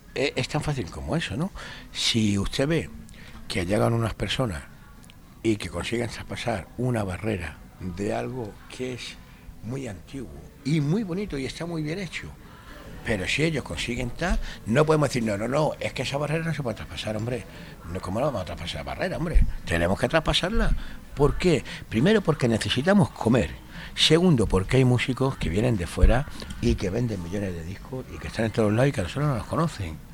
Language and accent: Spanish; Madrid, Community of Madrid, Spain; moved away as an adult; now in Granada, Spain; yo soy madrileño me tiro toda mi vida viviendo en Madrid